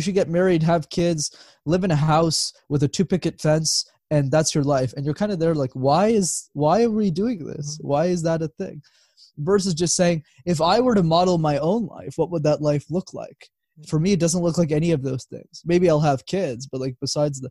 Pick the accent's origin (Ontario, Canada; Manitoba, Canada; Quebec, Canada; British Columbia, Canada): Quebec, Canada; Montreal; Born and raised. So I lived there my whole life.